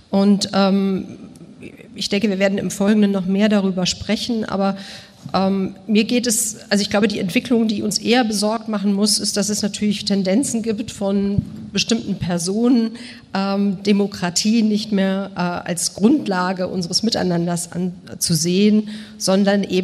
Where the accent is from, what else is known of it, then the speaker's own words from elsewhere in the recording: Bonn, North Rhine-Westphalia, Germany; also born or lived in Moscow, Russia; Ich bin in Bonn und Moskau groß geworden